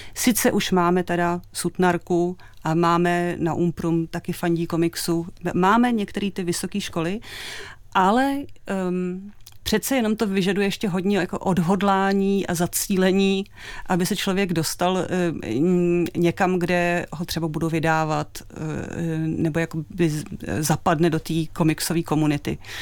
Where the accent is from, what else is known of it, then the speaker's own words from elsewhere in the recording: Czechia; u nás v Čechách